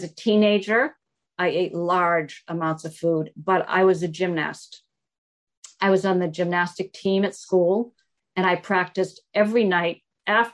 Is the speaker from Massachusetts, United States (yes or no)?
yes; Newton, Massachusetts, United States; I was raised in Newton, Massachusetts